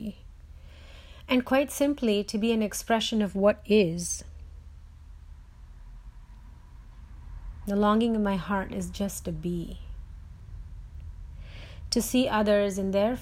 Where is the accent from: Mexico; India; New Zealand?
India; moved away; When I was growing up in India